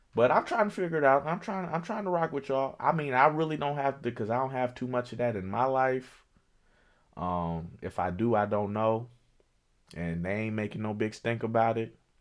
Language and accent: English; Chicago, Illinois, United States; I'm from Chicago